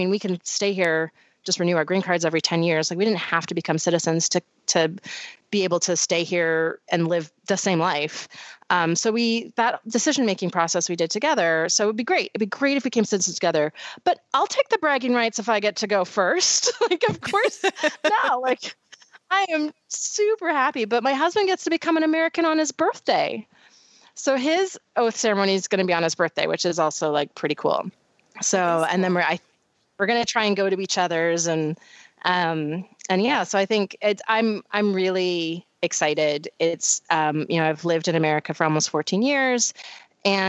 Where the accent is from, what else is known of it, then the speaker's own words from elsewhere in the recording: Canada; now in United States; Canada will always also be my country of origin and my home.